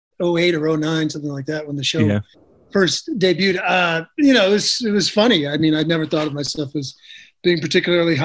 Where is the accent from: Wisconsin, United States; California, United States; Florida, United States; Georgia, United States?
Wisconsin, United States; just outside of Madison; we grew up just outside of Madison, Wisconsin.